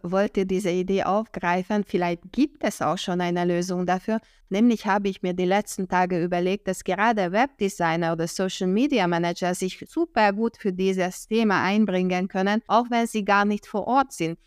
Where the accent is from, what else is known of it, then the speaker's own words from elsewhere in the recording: Hungary; now in Germany; ich bin Ungarin, Deutschland, ich lebe in Deutschland seit 1995